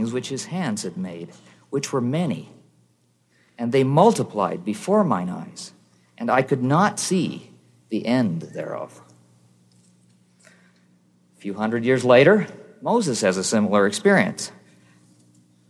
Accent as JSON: {"language": "English", "country": "Canada", "said": "I'm from Canada"}